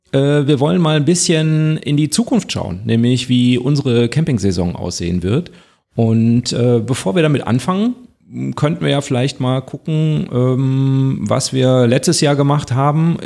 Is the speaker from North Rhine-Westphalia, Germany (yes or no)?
yes; North Rhine-Westphalia, Germany; wir kommen ja alle aus NRW